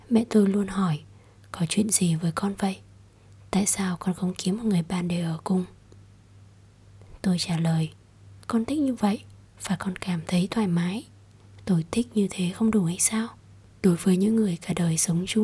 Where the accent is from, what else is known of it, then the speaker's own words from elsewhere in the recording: Ho Chi Minh City, Vietnam; đến từ Sài Gòn